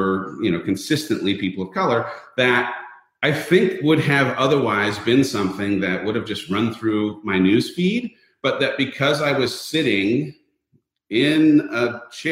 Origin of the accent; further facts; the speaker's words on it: Southern California, United States; I, as a person who was born and raised in a super homogenous community. I grew up in Southern California in a town where everyone looked the same